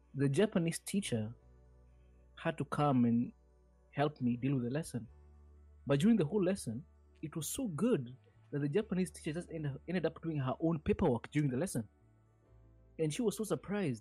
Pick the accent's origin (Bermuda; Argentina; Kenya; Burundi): Kenya